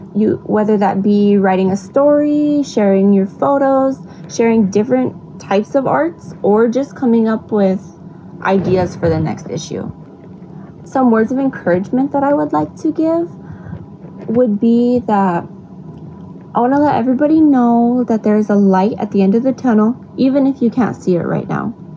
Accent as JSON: {"language": "English", "area": "Pine Ridge Indian Reservation", "region": "South Dakota", "country": "United States", "said": "I am from the Pine Ridge Indian Reservation in South Dakota"}